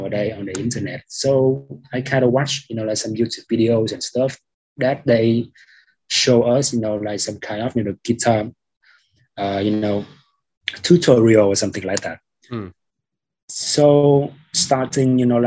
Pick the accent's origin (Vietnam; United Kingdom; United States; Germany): Vietnam; Haiphong; also born or lived in Saigon; now in Ho Chi Minh City, Vietnam; my hometown in the Northwest in Haiphong City